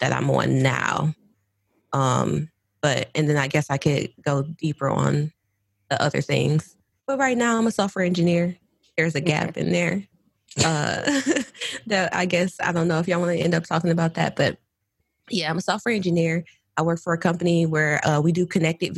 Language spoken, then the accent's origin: English; Detroit, Michigan, United States; I'm from the West Side